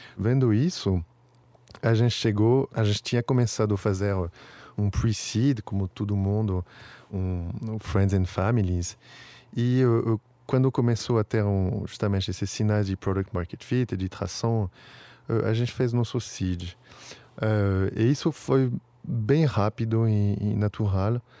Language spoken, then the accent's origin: Portuguese; Paris, Île-de-France, France; Portuguese is a second language; moved away as an adult; also born or lived in New York / England; now in São Paulo, Brazil; sou um parisiense da Gema, mas como você falou, faz um tempinho que eu moro aqui, então virei um brasileiro